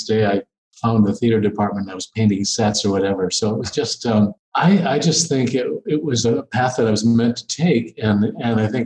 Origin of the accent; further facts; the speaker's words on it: Wisconsin, United States; moved away; I'm this kid from Wisconsin